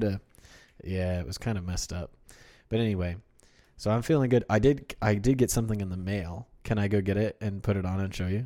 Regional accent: Kansas City, United States; also born or lived in Wichita, Kansas; I'm from Wichita and also Kansas City

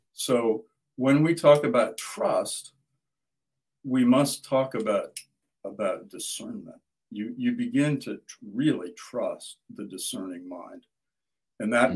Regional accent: Midwest, United States; I grew up in the Midwest and farm country

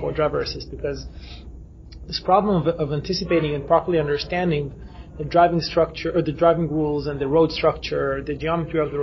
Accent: Israel; we come from Israel

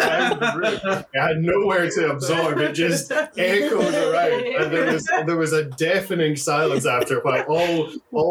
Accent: Scotland, United Kingdom; As a Scottish person

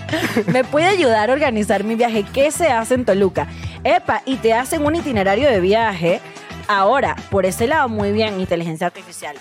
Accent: Venezuela; now in Mexico City, Mexico; soy venezolana

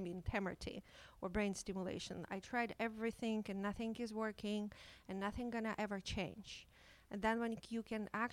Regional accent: Ukraine; moved away as an adult; now in Toronto, Canada; I came from Ukraine as an immigrant 10 years ago. I was trained as a psychiatrist in Ukraine.

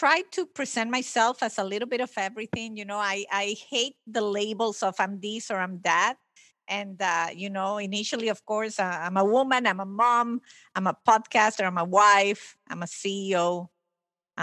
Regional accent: Venezuela; first language Italian; English is a second language; now in United States; I was born and raised in Venezuela

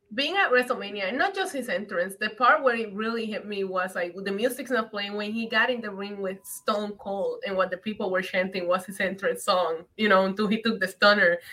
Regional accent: Puerto Rico; When I growing up in Puerto Rico, we would go to the Bacardi factory

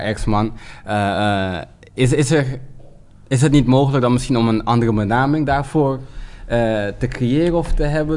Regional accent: Suriname; als Surinaamse man

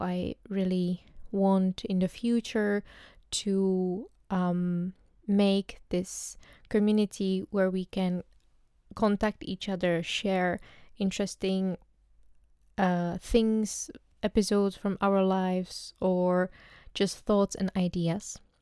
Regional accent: Czechia; English is a second language; moved away as an adult; now in Amsterdam, Netherlands; I come from the Czech Republic, but recently I moved to the Netherlands. Uh, I live in Amsterdam

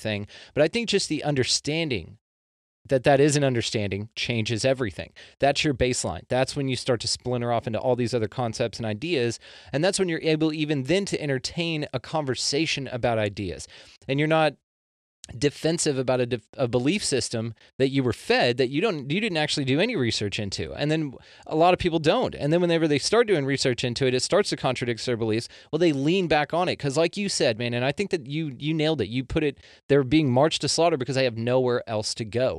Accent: Texas, United States; I was raised Baptist in Texas here

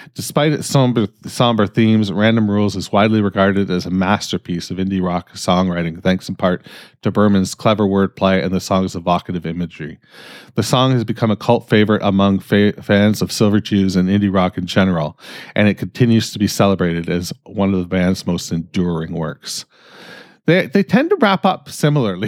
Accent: Canada; I'm fucking Canadian

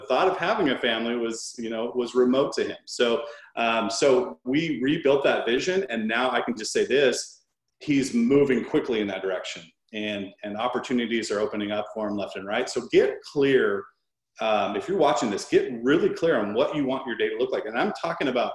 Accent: Seattle, Washington, United States; My younger brother, we grew up in the Washington, Seattle area

